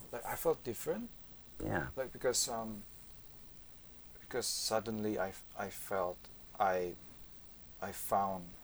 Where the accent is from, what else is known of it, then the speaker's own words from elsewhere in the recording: Yogyakarta, Special Region of Yogyakarta, Indonesia; English is a second language; also born or lived in Cilacap, Indonesia; I was born in Cilacap, but then moved to uh, Yogyakarta. It's just f- uh, four or five hours by driving.